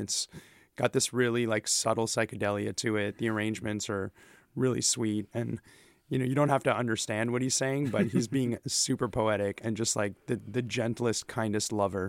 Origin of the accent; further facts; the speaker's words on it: Brazil; moved away; I'm originally from Brazil